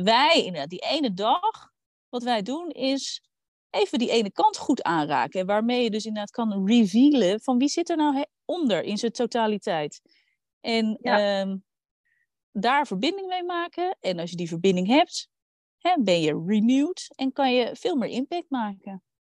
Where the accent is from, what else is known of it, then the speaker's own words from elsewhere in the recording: Randstad, Netherlands; ik kom uit de Randstad